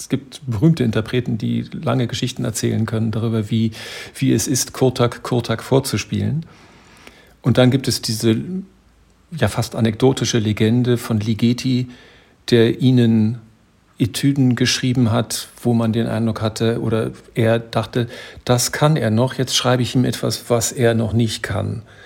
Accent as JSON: {"language": "German", "country": "Germany", "said": "bei uns in Deutschland"}